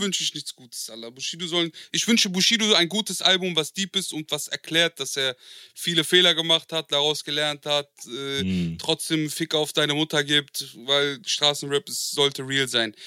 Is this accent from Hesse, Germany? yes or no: yes; Marburg, Hesse, Germany; also born or lived in Frankfurt; ich bin in der Nähe von Frankfurt groß geworden in Marburg